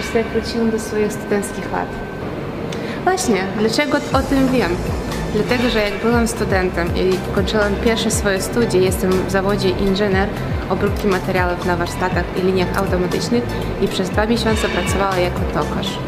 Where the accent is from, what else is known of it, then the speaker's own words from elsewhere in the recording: Kherson, Kherson Oblast, Ukraine; moved away as an adult; now in Opole, Poland; W swoim rodzinnym mieście, jak miałam 20 lat, uczestniczyła w konkursie Miss Herson. Właśnie pochodzę z miasta Herson